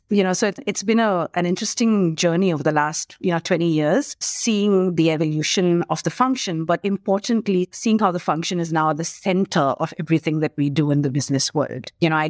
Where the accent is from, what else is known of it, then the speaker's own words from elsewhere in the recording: India; born there; also born or lived in Singapore / United Kingdom / Australia / New Zealand; I keep forgetting India because I was born in India, but I didn't actually work in India till I was sent on an assignment to India from Australia.